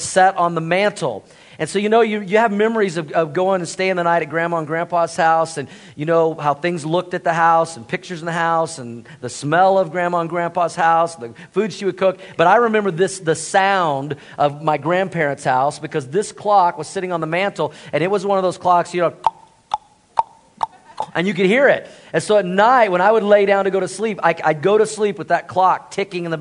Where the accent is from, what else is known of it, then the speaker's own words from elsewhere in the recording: Tulsa, Oklahoma, United States; moved away; I grew up in Tulsa, Oklahoma